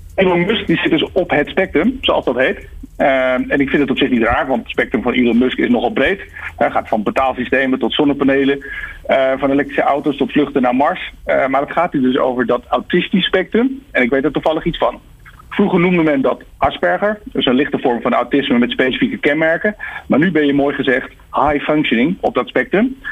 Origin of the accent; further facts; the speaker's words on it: Netherlands; Wij zijn tenslotte die nuchtere Hollanders